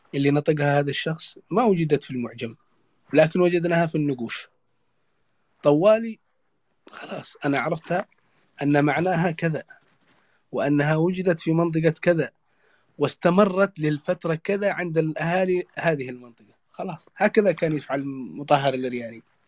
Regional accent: Yemen; عندنا في اليمن اكثر من لهجه

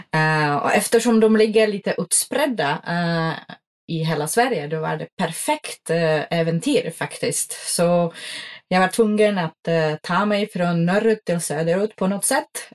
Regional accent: Czechia; Swedish is a second language; moved away as an adult; now in Sweden; jag kommer från en pytteliten by eh, i den tjeckiska bergen som heter Beskidi och de ligger i östsidan av Tjeckien nära Slovakien och Polen. och jag är uppväxt i, ja, utom hus

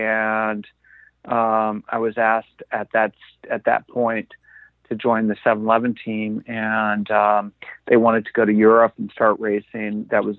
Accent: South Florida, United States; I grew up in South Florida.

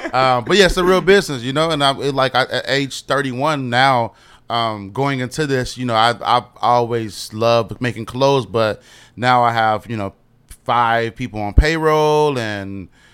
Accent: Chicago, Illinois, United States; West side of Chicago. Okay. It's like me, …, ….

